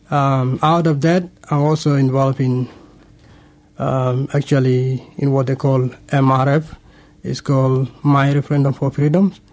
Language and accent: English; Sudan; now in Canberra, Australia; And actually, I came from Sudan. Uh, that was 2004.